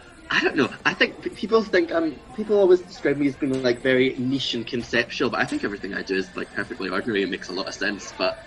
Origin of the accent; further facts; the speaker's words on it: Glasgow, Scotland, United Kingdom; also born or lived in Edinburgh; I grew up in Glasgow. I was born in Edinburgh, but I moved quick enough that I never got the accent, I think.